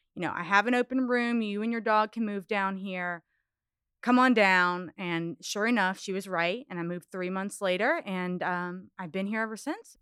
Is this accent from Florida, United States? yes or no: no; Charlottesville, Virginia, United States; now in Louisiana, United States; I was born in Charlottesville, Virginia